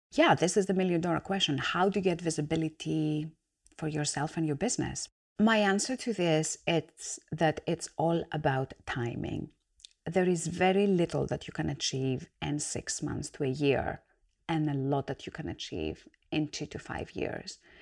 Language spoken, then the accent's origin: English; Greece; moved away as an adult; now in United Kingdom; I was born and raised in Greece. I'm an immigrant. I've come to the UK to set my own business